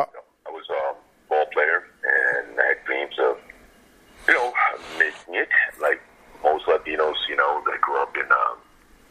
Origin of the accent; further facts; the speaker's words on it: New York City, New York, United States; I grew up kind of like 115th between First and Second.